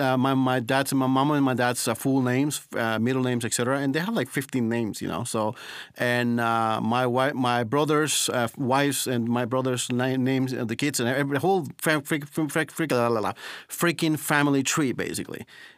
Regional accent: New York, United States; born or raised there; moved away as an adult; also born or lived in Costa Rica; now in Estonia

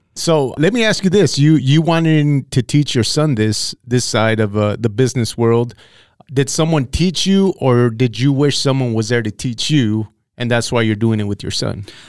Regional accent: Santa Paula, California, United States; I grew up in Santa Paula

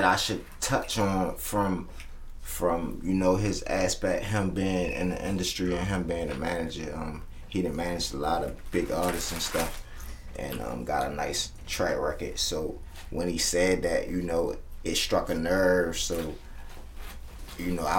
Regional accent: Baltimore, Maryland, United States; now in Atlanta, United States; I'm from West Baltimore

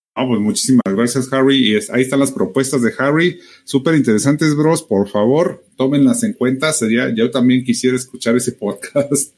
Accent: Mexico; somos exclusivos mexicanos

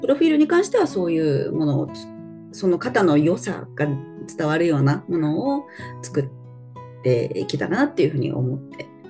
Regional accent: Nagoya, Aichi, Japan; 私はえっと名古屋出身で名古屋在住

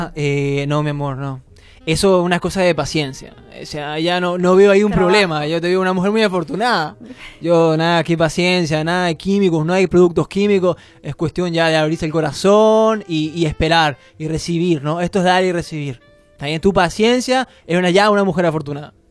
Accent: Caracas, Capital District, Venezuela; moved away; soy de Caracas

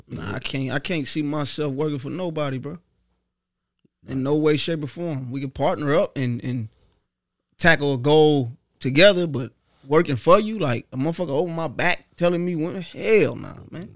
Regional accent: Dayton, Ohio, United States; born or raised there; also born or lived in Cincinnati, Ohio

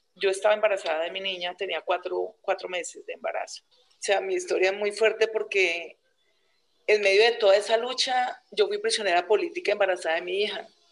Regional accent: Neiva, Huila, Colombia; born or raised there; also born or lived in Garzón, Huila

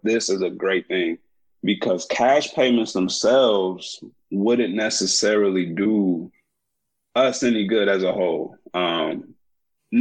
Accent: Kankakee, Illinois, United States; I'm from Kankakee, Illinois

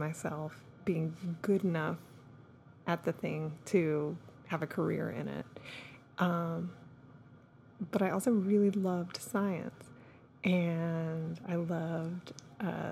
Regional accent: Austin, Texas, United States; we grew up in Austin

